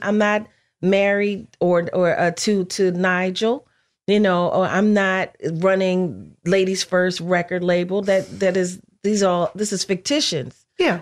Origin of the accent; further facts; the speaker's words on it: Philadelphia, Pennsylvania, United States; I'm from Philly